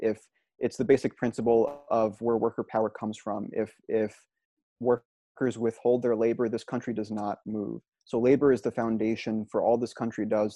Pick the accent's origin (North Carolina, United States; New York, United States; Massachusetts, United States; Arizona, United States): New York, United States; Albany; I'm from Albany, New York